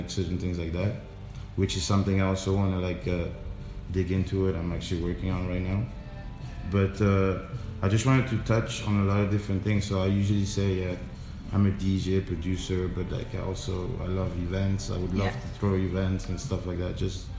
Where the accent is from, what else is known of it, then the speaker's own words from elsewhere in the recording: Belgium; born there; I'm originally from Burundi. Like, both my parents are from Burundi. So that's a country, like, East Africa. So next to Congo, Rwanda, whatever. And they moved to Belgium. So I was born in Belgium.